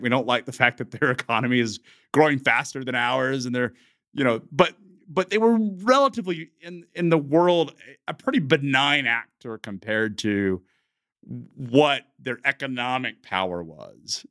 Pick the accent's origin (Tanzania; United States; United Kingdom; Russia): United States; I'm also an American